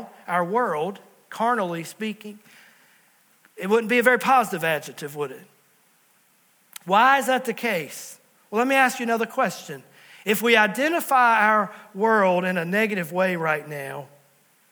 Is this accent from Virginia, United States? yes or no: yes; Southwest Virginia, United States; moved away as an adult; also born or lived in New River Valley, Virginia; Pastor Allison and I, we're from Southwest Virginia